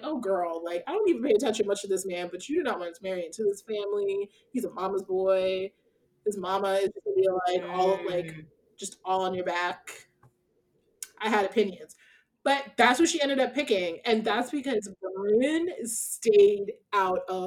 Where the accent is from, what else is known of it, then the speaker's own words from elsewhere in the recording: Haddonfield, New Jersey, United States; he's from my hometown